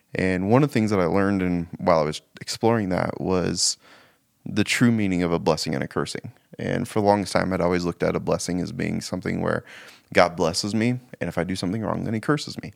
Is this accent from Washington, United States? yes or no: yes; Spokane, Washington, United States; now in Missoula, United States; I grew up in Spokane, but moved to Missoula in, uh, two thousand